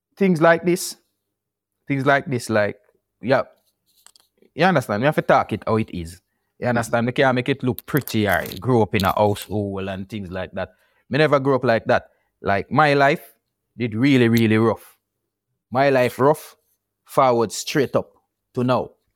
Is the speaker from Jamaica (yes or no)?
yes; Kingston, Jamaica; also born or lived in Portland, Jamaica; moved to, um, Kingston from Portland at one year old